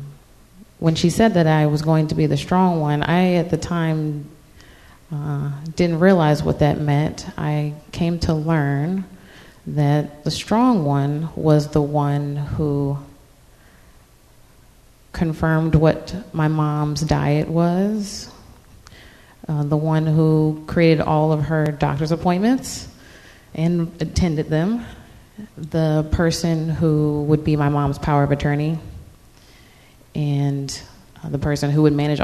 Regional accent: Virginia Beach, Virginia, United States; now in Norfolk, United States; I'm from Virginia Beach originally

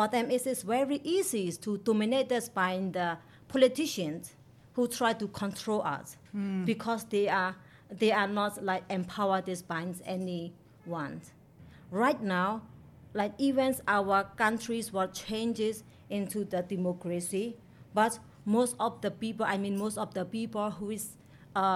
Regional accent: Mon State, Myanmar; English is a second language; I come from Mon State in Myanmar. My hometown is located in a small island in the northern

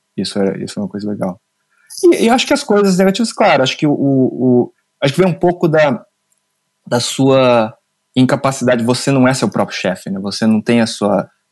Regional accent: Mogi das Cruzes, São Paulo, Brazil; eu nasci em Mogi das Cruzes

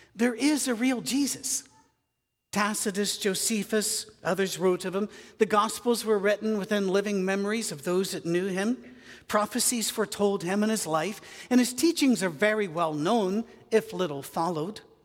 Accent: United Kingdom; I'm British.

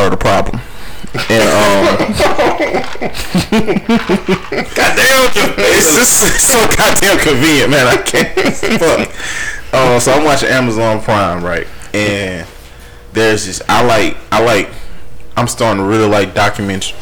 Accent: the South, United States; me as a kid growing up in the South

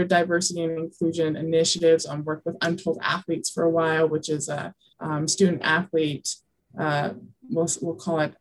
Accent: Alpine, Utah, United States; also born or lived in New Mexico / Mexico City / Indiana; I grew up in Utah, went to Lone Peak High School down in Alpine, Utah

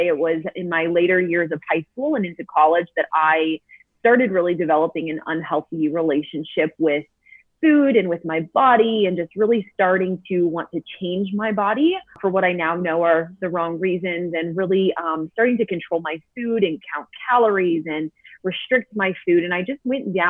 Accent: St. Louis, Missouri, United States; moved away as an adult; now in Colorado, United States; We are from St. Louis. I was born and raised there, but we moved just last year to a small mountain town in Colorado

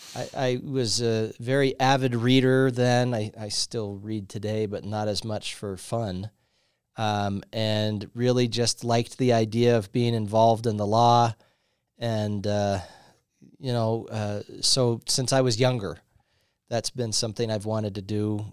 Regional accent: Riverton, Wyoming, United States; also born or lived in Lander, Wyoming / Laramie, Wyoming; I was a kid, uh, moved, uh, to Riverton. And so I grew up in Riverton, uh, until I went off to U W and studied there

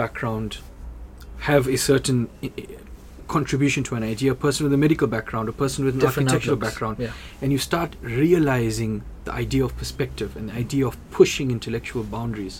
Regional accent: South Africa; my identity as a South African Indian

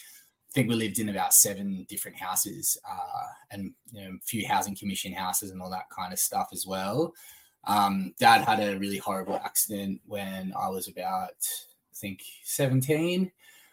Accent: Sunshine Coast, Queensland, Australia; moved away as an adult; also born or lived in Brisbane / Dalby; now in Melbourne, Australia; I was born in Brisbane, lived in Dolby for a little while, and then spent from the age of 4 till about 16, on the Sunshine Coast.

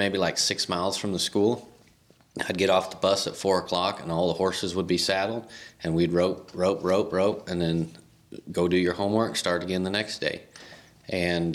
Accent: La Junta, Colorado, United States; I found out like Lahana was one of the two poorest towns in all, or counties in all of Colorado

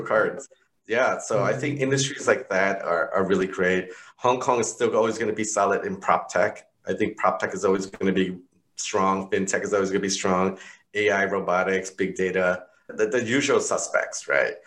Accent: New York, United States; I'm growing up in New York

